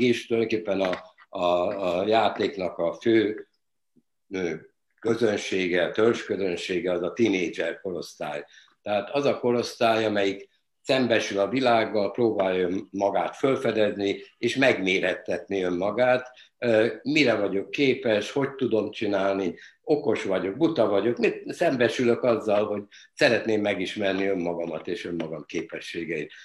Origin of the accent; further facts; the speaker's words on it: Budapest, Hungary; az a Budapest bombázásának az ideje volt, születtem, és, és fölnövel, fölnövekedve ugye a bizonyos átkosban nőttünk föl